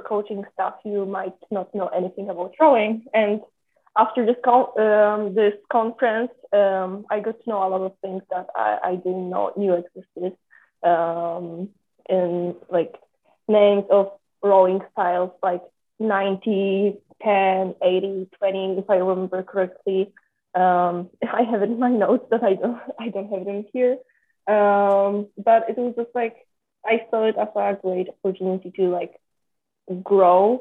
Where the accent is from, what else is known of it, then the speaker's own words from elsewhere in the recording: Poland; now in Florida, United States; I'm from Poland, and I came to State to row.